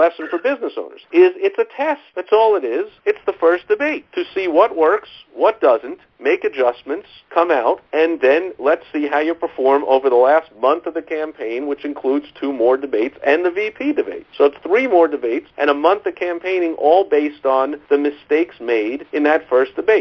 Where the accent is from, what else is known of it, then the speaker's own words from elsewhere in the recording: New York, United States; moved away; I am from New York originally, if you can't tell by the sound of my voice